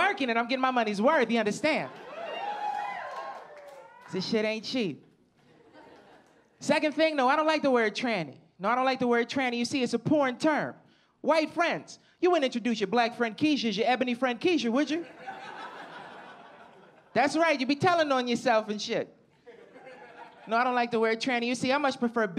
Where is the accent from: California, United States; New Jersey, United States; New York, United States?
New Jersey, United States; Camden; also born or lived in Philadelphia, Pennsylvania; I'm from Camden, New Jersey. It's like right over the bridge is Philadelphia.